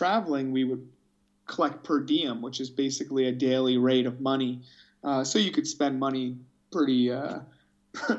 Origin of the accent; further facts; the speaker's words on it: Boston, Massachusetts, United States; moved away as an adult; also born or lived in Arizona / Birkenfeld, Germany / Oberammergau, Germany; now in Überlingen, Germany; I'm from Boston, Massachusetts originally.